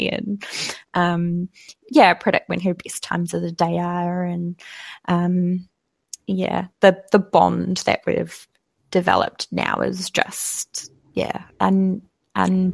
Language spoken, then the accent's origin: English; Tauranga, Bay of Plenty, New Zealand; moved away; I am originally from Tauranga